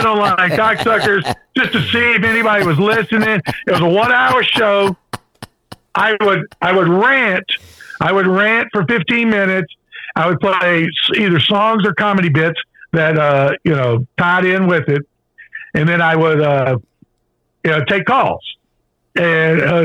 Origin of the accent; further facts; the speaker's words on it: Danville, Virginia, United States; I'm a hillbilly from Danville, Virginia